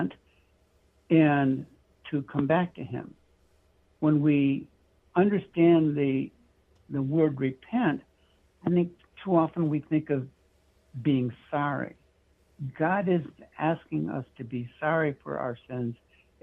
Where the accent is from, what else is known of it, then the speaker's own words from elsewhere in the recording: California, United States; moved away as an adult; also born or lived in Michigan / Washington; I was born in Michigan. I lived in the state of Washington, grew up mostly in California where I was educated through high school, came back to Michigan